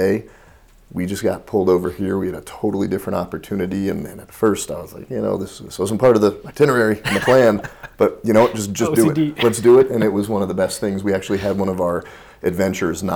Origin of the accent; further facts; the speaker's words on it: United States; I'm American